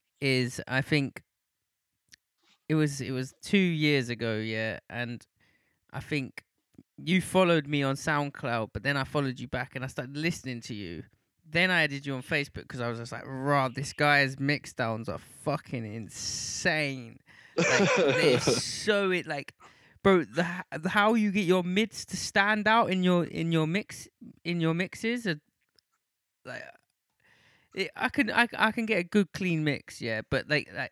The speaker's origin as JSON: {"language": "English", "region": "London", "country": "United Kingdom", "said": "I'm from East London, and so I come from a very grimy background"}